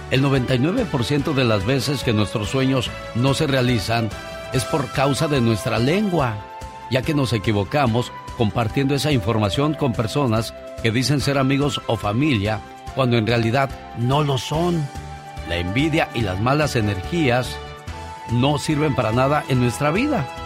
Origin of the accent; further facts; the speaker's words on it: Matamoros, Tamaulipas, Mexico; Ay, mi tierra, mi Matamoros querido.